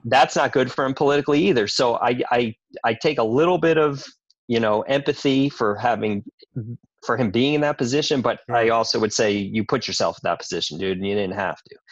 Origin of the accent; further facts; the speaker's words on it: New York, United States; I grew up in New York, so I grew up eating good food